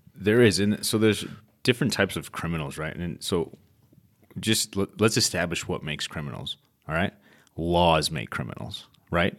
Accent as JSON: {"language": "English", "town": "Chicago", "region": "Illinois", "country": "United States", "tie": "born or raised there", "moved": "yes", "lives_now": "Arizona, United States", "said": "it was a rough time growing up in Chicago"}